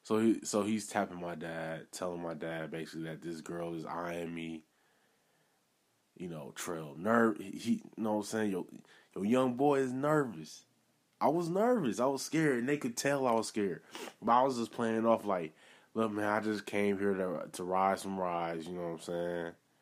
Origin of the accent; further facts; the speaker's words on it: Milwaukee, Wisconsin, United States; I'm originally from Milwaukee.